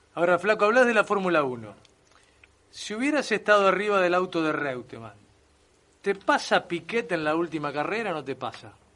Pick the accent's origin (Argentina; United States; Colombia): Argentina; Mercedes, Buenos Aires Province; mi familia muy fierrera, mi viejo, mi tío, somos de Mercedes